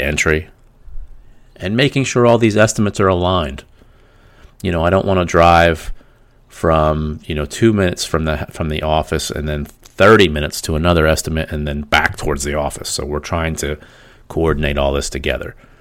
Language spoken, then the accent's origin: English; Pennsylvania, United States; We're from Pennsylvania